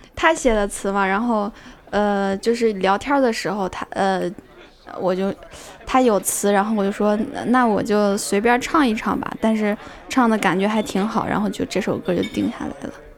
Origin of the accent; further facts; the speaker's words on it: Xingtai, Hebei, China; 我， 我就是是应，应该说是彻彻底底的邢台人，我就是小学、初中 高中、大学都是在邢台。我就没有出去过